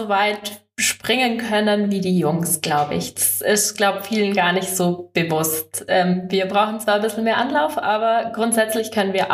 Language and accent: German; Oberstdorf, Bavaria, Germany; bei uns in Oberstoff ist die Schanze natürlich vor der Haustüre. Ähm, mein großer Bruder hat das ähm, auch mal gemacht